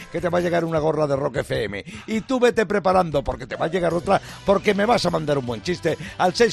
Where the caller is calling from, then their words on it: Zaragoza, Aragon, Spain; de Zaragoza, Pirata.